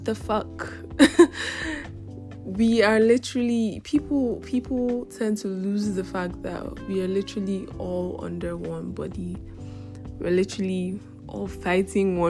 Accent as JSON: {"language": "English", "country": "Nigeria", "said": "I'm from Africa and I'm also from Nigeria"}